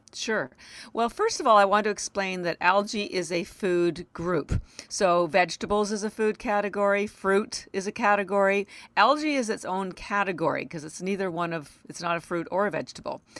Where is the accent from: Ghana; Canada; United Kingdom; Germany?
Canada; now in Boston, United States; I live in Boston, Massachusetts, although I am Canadian